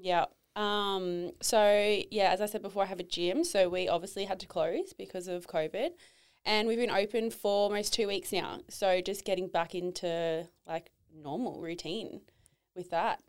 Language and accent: English; Tweed Heads, New South Wales, Australia; I grew up down in Tweedheads, Norwalk Point